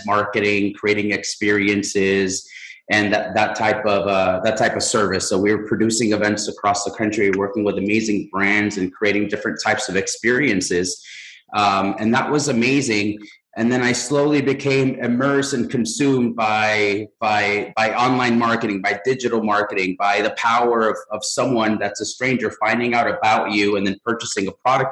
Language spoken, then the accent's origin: English; Mexico; now in United States; I'm from Mexico